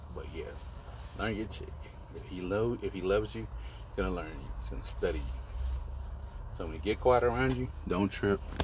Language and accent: English; New York, United States; I'm from New York